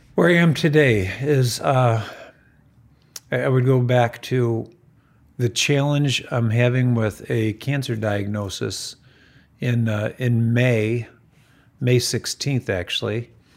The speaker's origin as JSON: {"language": "English", "town": "Farmington", "country": "United States", "tie": "born or raised there", "said": "I grew up in Farmington, and we grew up on a dirt road before Farmington was a posh suburb"}